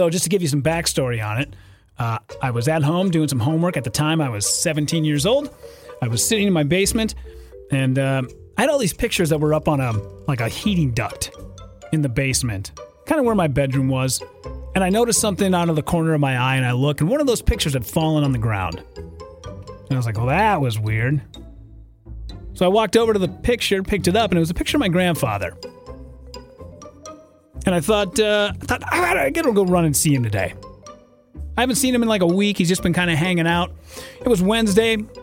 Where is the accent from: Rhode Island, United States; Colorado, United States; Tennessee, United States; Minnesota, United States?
Minnesota, United States; northern; moved away; a small town, northern Minnesota.